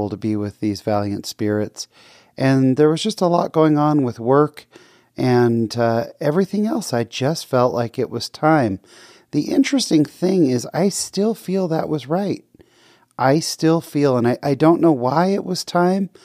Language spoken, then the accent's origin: English; California, United States; someone I grew up with in California